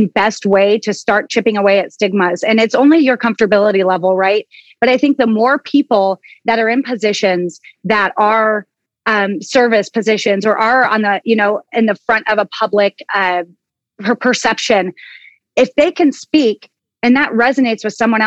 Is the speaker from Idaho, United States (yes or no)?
no; Oso, Washington, United States; I come from Oso, Washington. I'm a small town girl. I'm a country kid